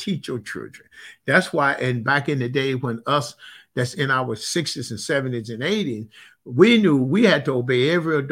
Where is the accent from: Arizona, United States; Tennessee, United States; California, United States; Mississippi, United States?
Mississippi, United States; I grew up in Mississippi